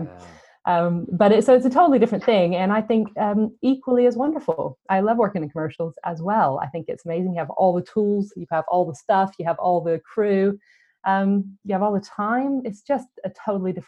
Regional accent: United States; now in United Kingdom; I come from America

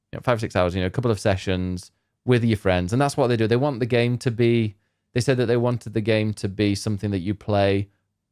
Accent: Barnsley, Yorkshire and the Humber, United Kingdom; I'm from Barnsley.

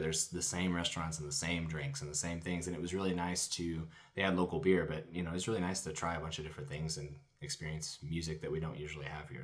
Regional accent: Chattanooga, Tennessee, United States; I grew up in Chattanooga.

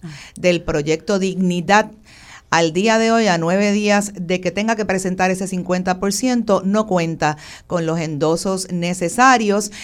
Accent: Puerto Rico; como puertorriqueños

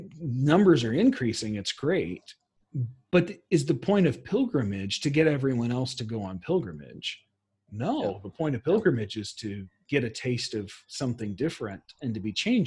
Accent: United States; as an American

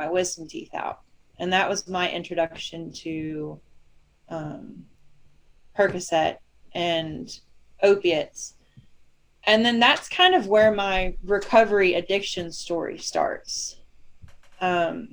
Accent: Northwest Georgia, United States; I grew up in Northwest Georgia

